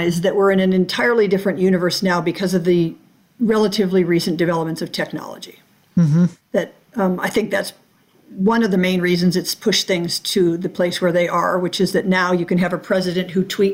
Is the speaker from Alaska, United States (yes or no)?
yes; Alaska, United States; I'm born and raised in Alaska.